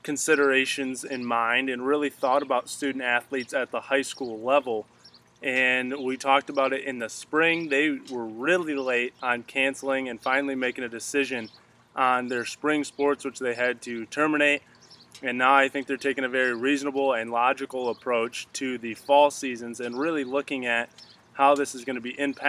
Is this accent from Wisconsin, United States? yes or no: no; Michigan, United States; my home state of Michigan